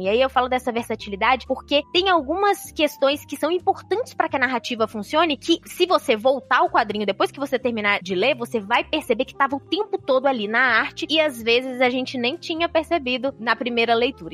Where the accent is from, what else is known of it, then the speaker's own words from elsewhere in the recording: Minas Gerais, Brazil; do time dos mineiros aqui